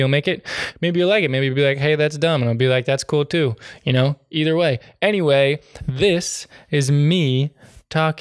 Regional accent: New England, United States; I'm from New England

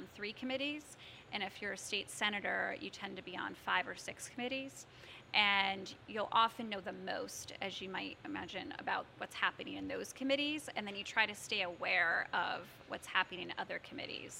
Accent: Norfolk, Connecticut, United States; also born or lived in Syracuse, New York; now in West Hartford, United States; growing up in Norfolk, we had a regional school district.

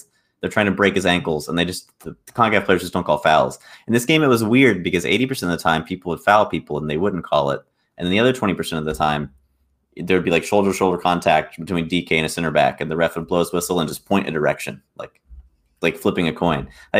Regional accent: United States; as an American fan

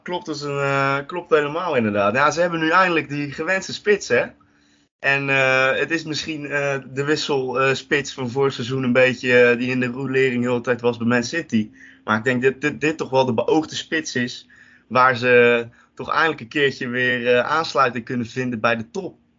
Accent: Rotterdam, South Holland, Netherlands; Ik ben ook een echte Rotterdammer.

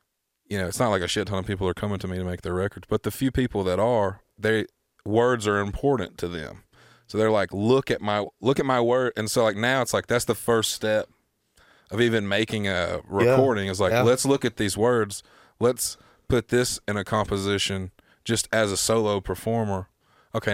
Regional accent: the South, United States; because like I am, you know, I am from the South.

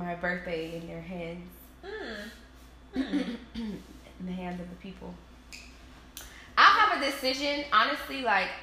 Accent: Greenville, South Carolina, United States; I am from Greenville, South Carolina. G-Vegas

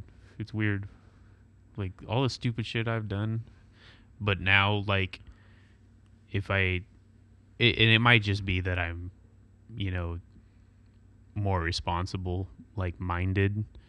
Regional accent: Nebraska, United States; moved away; I grew up in Nebraska

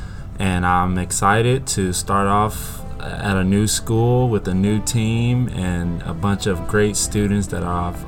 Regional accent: Brenham, Texas, United States; I'm from Brenham, Texas, home of Bluebell Ice Cream.

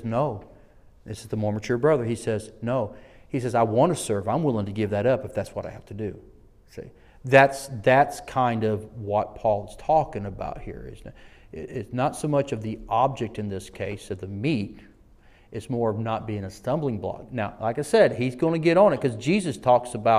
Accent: Selma, Alabama, United States; I'm from the South. I was born in the city that the civil rights was birthed in, Selma, Alabama

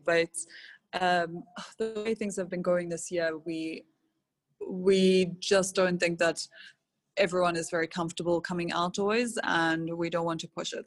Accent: Robertson, Western Cape, South Africa; I was born in Robertson. Um, my parents own a wine farm there

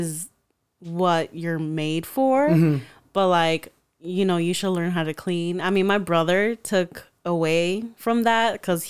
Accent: New York, United States; raised the Mexican way, quote unquote, and also growing up in New York

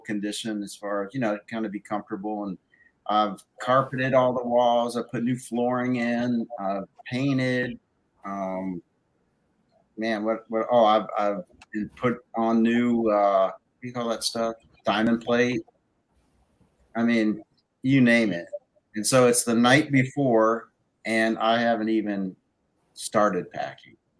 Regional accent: Florida, United States; moved away; my home state

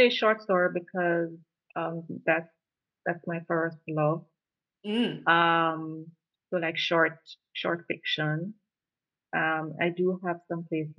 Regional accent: Jamaica; first language Jamaican Patois; I'm Jamaican, so I'll always represent

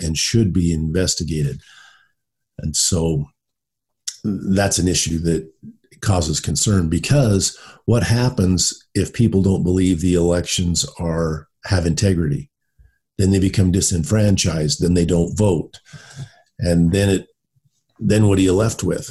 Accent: United States; as an American citizen, as a voter

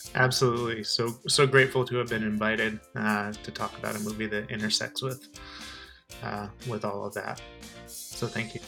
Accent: Arizona, United States; I'm also from Arizona

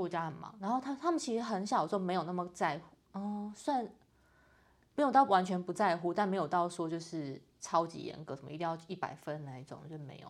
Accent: Tainan, Taiwan; 我是台南人

